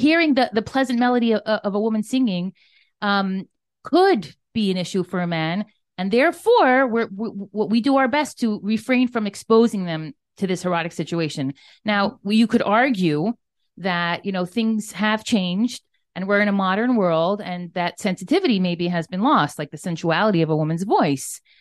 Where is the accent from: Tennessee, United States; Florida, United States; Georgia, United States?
Florida, United States; Miami Beach; moved away as an adult; also born or lived in New York City; I'm a Floridian, born and raised. I grew up in Miami Beach, Florida, typical American